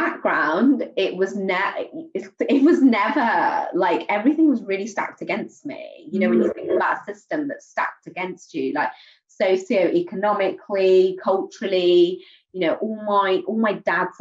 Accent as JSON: {"language": "English", "town": "Swindon", "region": "South West England", "country": "United Kingdom", "tie": "born or raised there", "said": "I grew up on the roughest street in my hometown. Just Google it now, Manchester Inn in Swindon."}